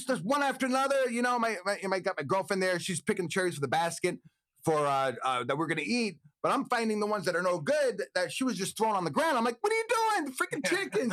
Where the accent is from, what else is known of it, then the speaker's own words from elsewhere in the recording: Brooklyn, New York, United States; moved away; also born or lived in Lower Manhattan; I was born in Brooklyn